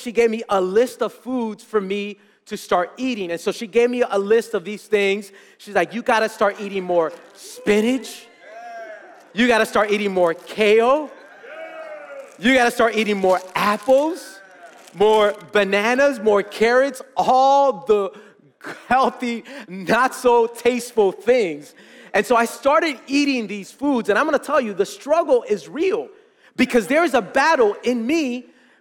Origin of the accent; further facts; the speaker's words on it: Miami, Florida, United States; I was born and raised in Miami